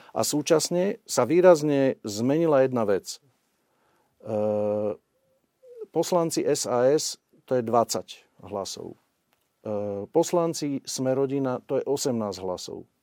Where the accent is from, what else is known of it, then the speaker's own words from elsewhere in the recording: Upper Nitra, Trenčín Region, Slovakia; ja som z Hornej Nitry. E, u nás je okolo, cez 100 tisíc ľudí v okrese